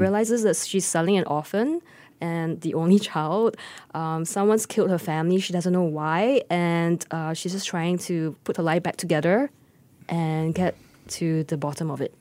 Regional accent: Singapore; I am just Singaporean

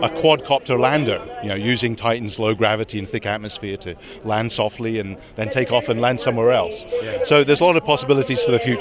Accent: United Kingdom; moved away; also born or lived in Netherlands / United States

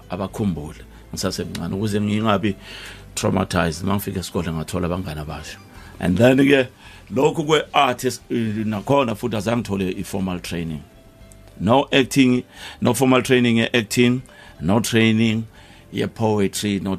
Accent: Springs, Gauteng, South Africa; ngazalelwa kwaThema eSprings

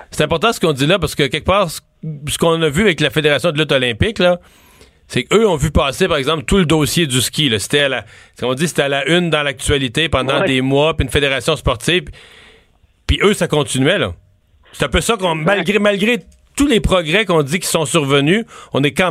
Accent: Quebec, Canada; c'est arrivé chez nous au Québec.

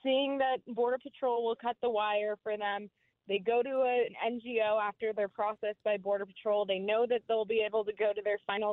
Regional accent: Houston, Texas, United States; my hometown of Houston, Texas

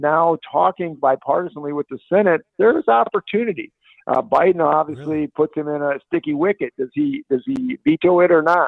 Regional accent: Midwest, United States; I grew up in the Midwest, so we know the farm markets.

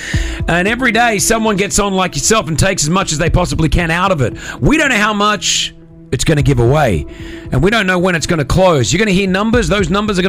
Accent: Sydney, New South Wales, Australia; now in Dubai, United Arab Emirates; I'm Sydney born and bred

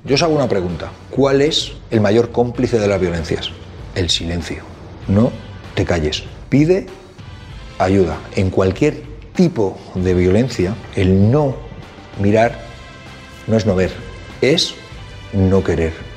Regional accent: Madrid, Community of Madrid, Spain; soy de Carabanchel, Madrid

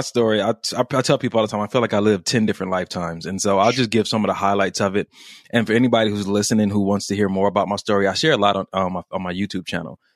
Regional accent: Los Angeles, California, United States; I grew up in Los Angeles, California

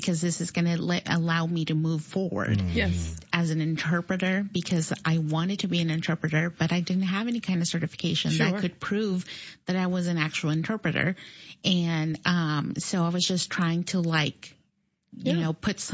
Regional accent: Beardstown, Illinois, United States; also born or lived in Salinas, California / Mexico; Beardstown, Illinois is my hometown

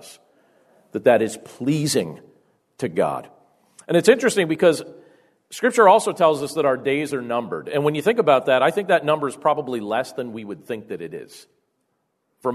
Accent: Carbondale, Pennsylvania, United States; I grew up in Carbondale, Pennsylvania

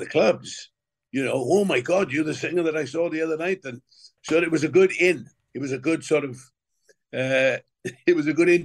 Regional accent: Wales, United Kingdom; there was quite a few factories in my hometown

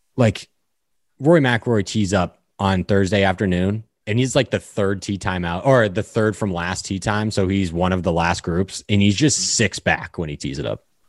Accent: Hollis, New Hampshire, United States; I grew up in Hollis, New Hampshire.

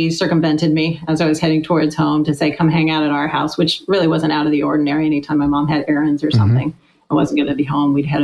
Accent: Sacramento, California, United States; I grew up in Sacramento, California, out here in California in the suburbs

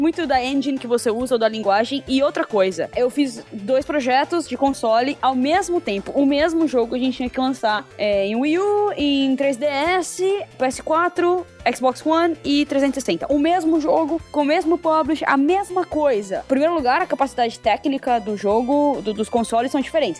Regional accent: São Paulo, Brazil; now in Europe; Eu sou de São Paulo

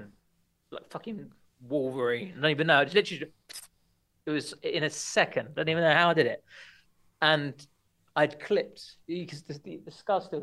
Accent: Watford, East of England, United Kingdom; moved away as an adult; also born or lived in Portsmouth; I was brought up in Watford, just outside North London

